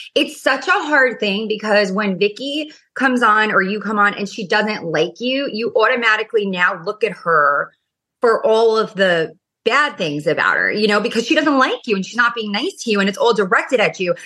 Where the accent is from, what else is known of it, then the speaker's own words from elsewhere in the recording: New York, United States; now in Orange County, United States; I'm obviously from New York and, you know, Orange County.